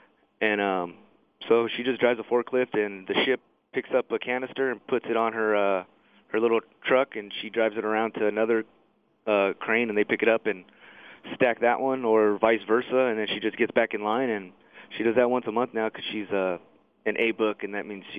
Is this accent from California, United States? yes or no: yes; Fontana, California, United States; also born or lived in San Gabriel, California; No, I was born in San Gabriel. Okay. We moved to Fontana when I was 3.